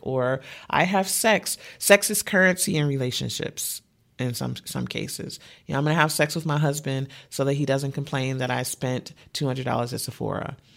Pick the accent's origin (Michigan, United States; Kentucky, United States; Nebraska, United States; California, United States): Michigan, United States; Detroit; I'm from the Midwest and Detroit is rainy a lot